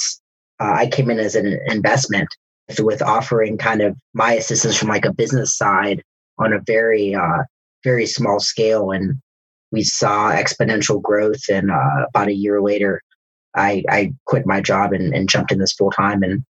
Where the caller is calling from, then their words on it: Atlanta, Georgia, United States; Metro Atlanta. The suburbs.